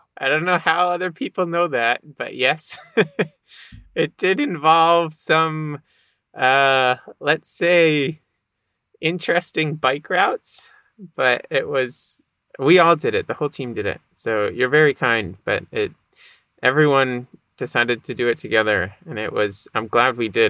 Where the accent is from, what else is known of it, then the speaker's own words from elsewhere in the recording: Boston, Massachusetts, United States; I grew up in the Boston area, a little north of Boston.